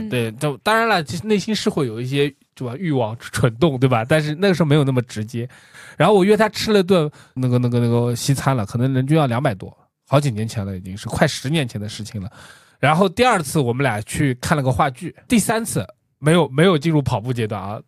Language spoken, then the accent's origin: Chinese; China; 我们中国人是有缺失的